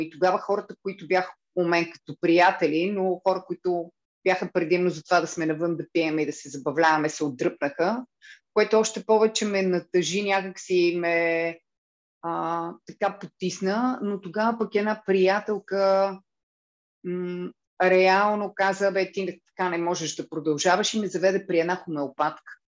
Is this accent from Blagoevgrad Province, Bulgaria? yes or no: yes; Blagoevgrad, Blagoevgrad Province, Bulgaria; also born or lived in Cyprus / Lozenets; аз съм от Благоевград